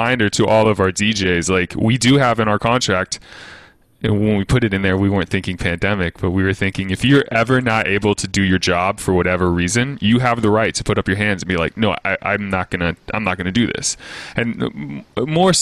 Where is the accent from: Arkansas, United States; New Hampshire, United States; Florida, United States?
Arkansas, United States; now in Maryland, United States; I'm from Arkansas, so originally